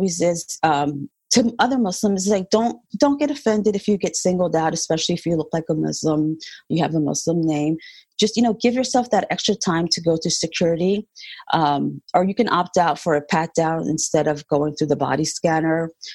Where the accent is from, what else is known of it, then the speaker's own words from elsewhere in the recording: United States; I was born in the United States. My parents are from Puerto Rico.